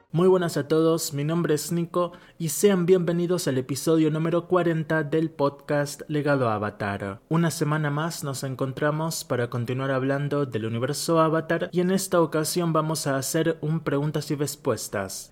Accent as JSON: {"language": "Spanish", "country": "Argentina", "said": "soy argentino."}